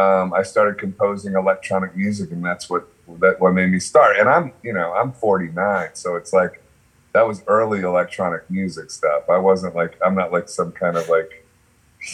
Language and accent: English; Akron, Ohio, United States; I'm from Akron